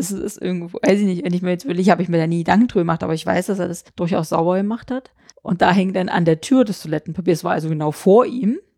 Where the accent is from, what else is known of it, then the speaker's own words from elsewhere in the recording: eastern Germany, Germany; also ich komme ja aus dem Osten, ne?